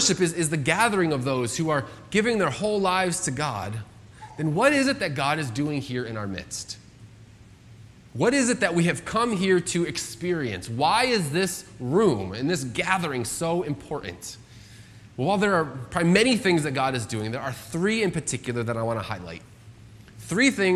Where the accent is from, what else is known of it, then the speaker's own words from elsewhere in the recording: United States; I'm an American citizen